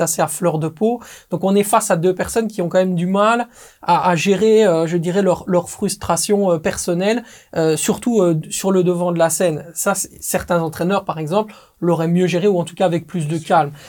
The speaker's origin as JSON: {"language": "French", "country": "Belgium", "said": "je suis belge"}